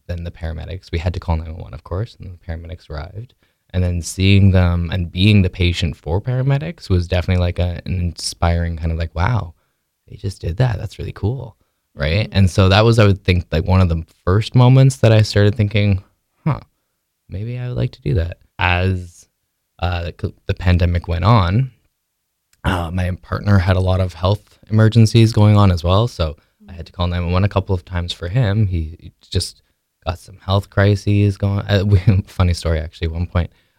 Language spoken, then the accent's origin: English; Quebec, Canada; I grew up in Quebec and I was homeschooled